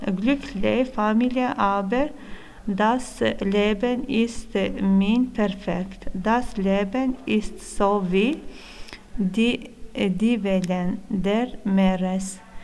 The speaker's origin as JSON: {"language": "German", "country": "Kosovo", "also_born_or_lived": "Italy", "second_language": "German", "moved": "yes", "lives_now": "Widen, Switzerland", "said": "Ich komme, komme aus Kosovo. Ich habe in Italien äh, 13 Jahre gelebt."}